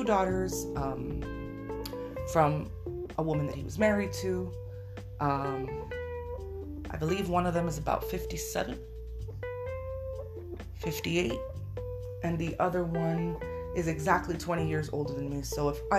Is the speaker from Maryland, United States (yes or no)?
no; Miami, Florida, United States; I was born on December 7th, 1986 in Miami, Florida, to two Cuban parents